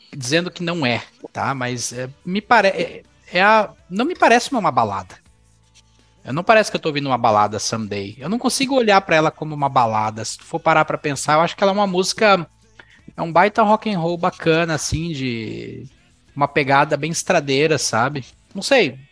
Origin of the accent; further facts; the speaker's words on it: São Paulo, Brazil; moved away; o lugar onde eu morava, quando eu morava em São Paulo, quando o lugar que eu cresci